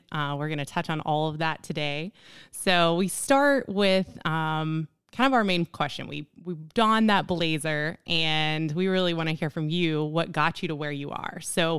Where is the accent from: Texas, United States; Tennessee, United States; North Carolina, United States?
Tennessee, United States; Sevier County; we happen to both come from, I don't know, two of the 10 Catholic families growing up in Sevier County, Tennessee in the 90s.